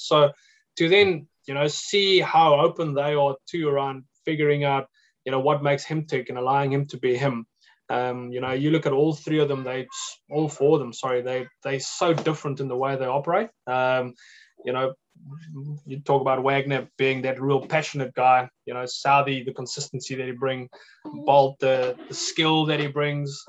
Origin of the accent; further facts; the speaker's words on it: New Zealand; being a New Zealander